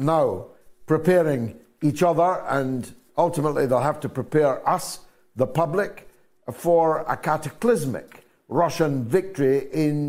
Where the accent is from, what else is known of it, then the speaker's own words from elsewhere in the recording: Scotland, United Kingdom; I became his unlikely Scottish friend